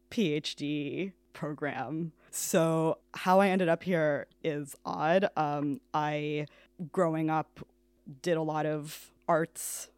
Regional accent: New York City, New York, United States; moved away as an adult; now in Kilkenny, Ireland; I am from New York City

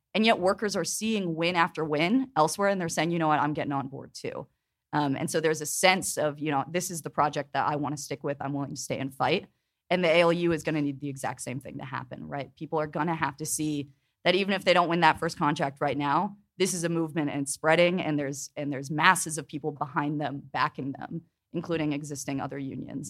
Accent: Pittsburgh, Pennsylvania, United States; I'm from Pittsburgh

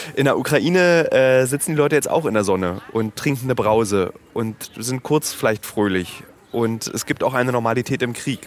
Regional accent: Berlin, Germany; für mich als Berliner ist es ein wichtiger Park. Ich war hier rodeln

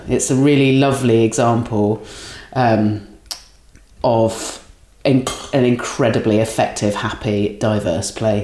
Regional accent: Dorset, South West England, United Kingdom; also born or lived in Catford; now in London, United Kingdom; I'm from Dorset

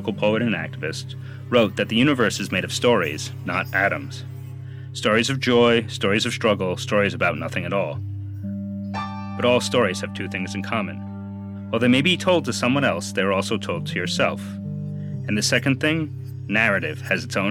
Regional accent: New York City, New York, United States; I am a New Yorker

